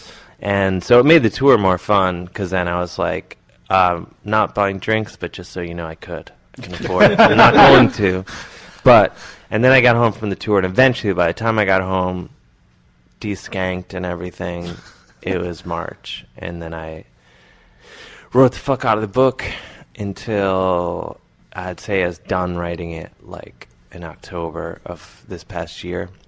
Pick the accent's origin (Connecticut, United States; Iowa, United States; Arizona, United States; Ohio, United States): Ohio, United States; Cleveland; moved away; I'm from Cleveland